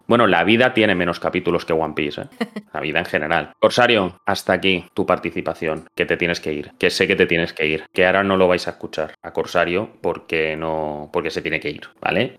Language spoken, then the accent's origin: Spanish; Catalonia, Spain; soy catalán